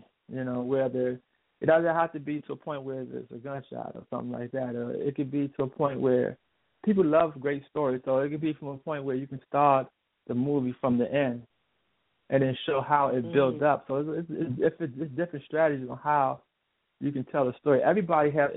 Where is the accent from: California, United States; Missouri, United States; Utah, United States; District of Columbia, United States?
District of Columbia, United States; Washington; I'm from Washington D.C. area